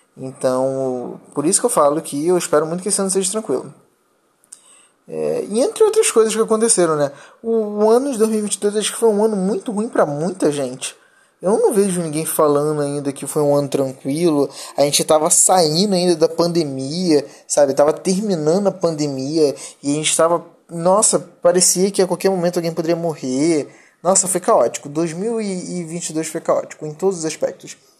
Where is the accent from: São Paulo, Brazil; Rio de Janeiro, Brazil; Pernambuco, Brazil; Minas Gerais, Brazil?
Rio de Janeiro, Brazil; sou carioca